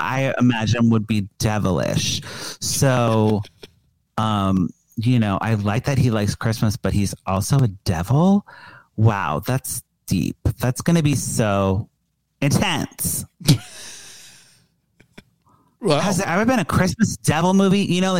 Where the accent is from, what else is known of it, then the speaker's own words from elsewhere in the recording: Chicago, Illinois, United States; in Chicago, instead of making deviled eggs, we make devish eggs.